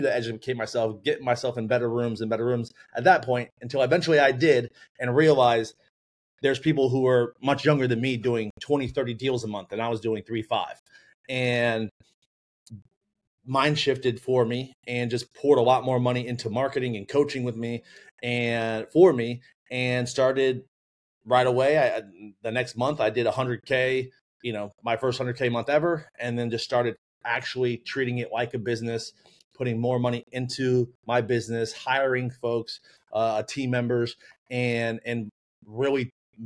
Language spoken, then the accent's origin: English; Orlando, Florida, United States; born and raised in Orlando, went to UCF for a finance degree